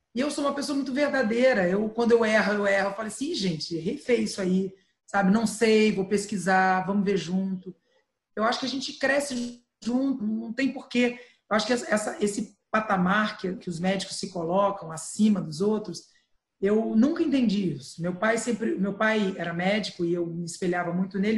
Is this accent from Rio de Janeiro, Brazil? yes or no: yes; Santo Antônio de Pádua, Rio de Janeiro, Brazil; eu sou roceira, eu nasci em Santo Antônio de Pádua